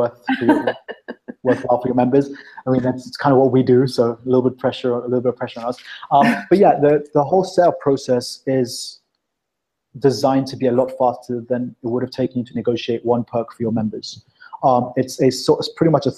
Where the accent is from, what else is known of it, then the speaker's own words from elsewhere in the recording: South Africa; now in London, United Kingdom; I was born in South Africa